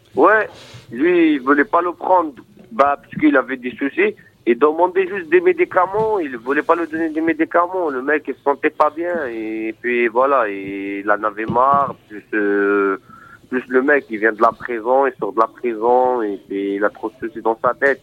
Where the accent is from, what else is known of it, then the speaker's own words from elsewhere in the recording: Morocco; now in France; Moi, déjà, je suis de nationalité marocaine. Je suis marocain